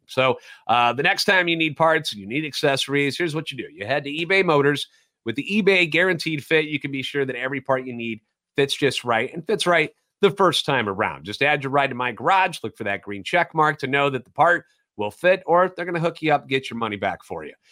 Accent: St. Louis, Missouri, United States; born and raised in the Lou

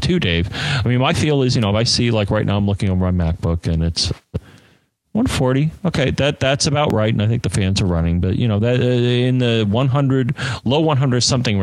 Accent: United States; we're American

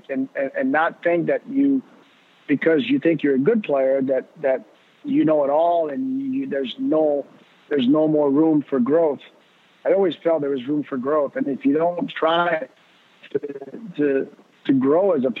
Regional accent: Laval, Quebec, Canada; growing up, I grew up in Laval

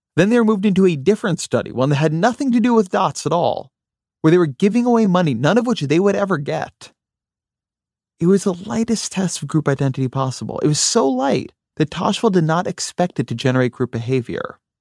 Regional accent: near Los Angeles, California, United States; moved away; also born or lived in Washington, D.C.; I grew up near Los Angeles

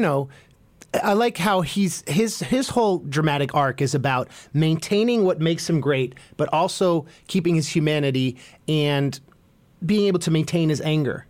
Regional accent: Bay Area, California, United States; being from the Bay

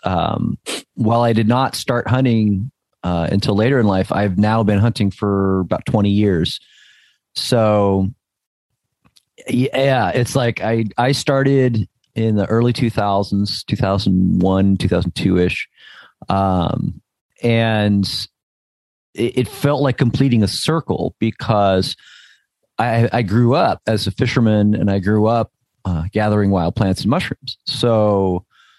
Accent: New Jersey, United States; now in Northern California, United States; I grew up in New Jersey

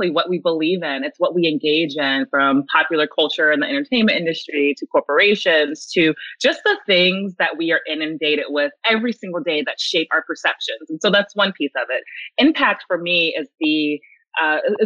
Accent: the South, United States; I grew up in the South

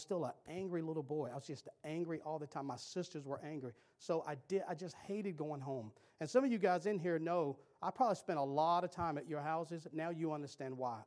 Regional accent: Cary, North Carolina, United States; I grew up in Cary

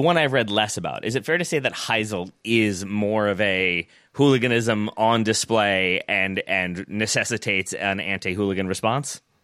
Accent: United States; as an American

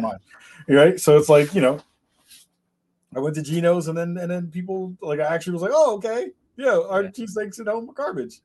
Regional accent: New York City, New York, United States; I was raised in the Bronx back in New York

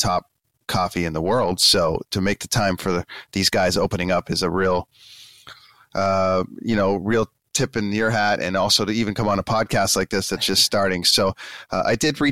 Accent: Canada; I'm from Canada and I'm in Vancouver

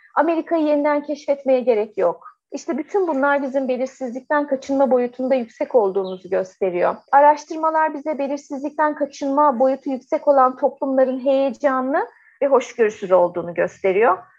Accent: Turkey

